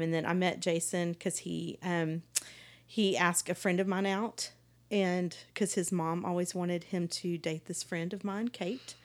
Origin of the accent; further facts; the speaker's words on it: Palestine, Texas, United States; I grew up in Palestine, East Texas